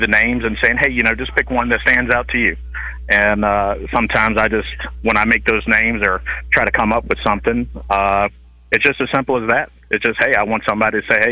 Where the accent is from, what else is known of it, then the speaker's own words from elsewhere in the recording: Virginia, United States; I was born and raised in the Virginia area.